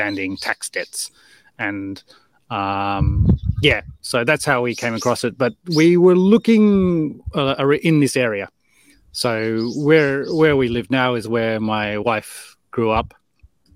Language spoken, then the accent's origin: English; Melbourne, Victoria, Australia; moved away as an adult; also born or lived in Canberra / United Kingdom; now in Japan; I was born and raised in Melbourne, Australia